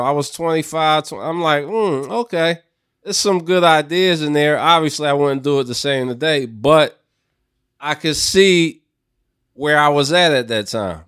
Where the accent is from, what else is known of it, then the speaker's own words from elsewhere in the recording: Philadelphia, Pennsylvania, United States; I grew up in Philadelphia